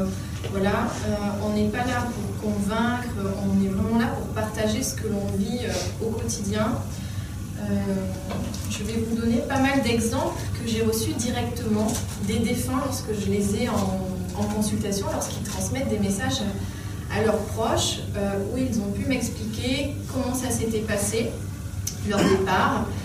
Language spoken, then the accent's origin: French; Dordogne, between Sarlat and Montignac, Nouvelle-Aquitaine, France; viens de Dordogne, euh, entre Sarlat et Montignac.